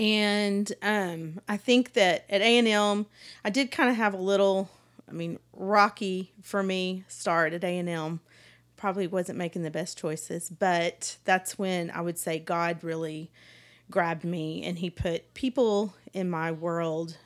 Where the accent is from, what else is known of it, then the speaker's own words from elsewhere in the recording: Palestine, Texas, United States; I grew up in Palestine, East Texas